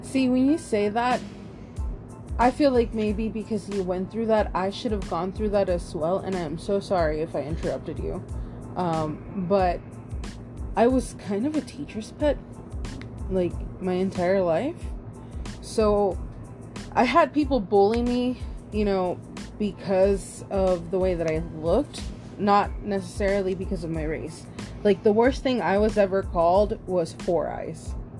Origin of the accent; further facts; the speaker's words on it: Austin, Texas, United States; moved away as an adult; also born or lived in Round Rock, Texas; now in California, United States; I grew up in Austin, Texas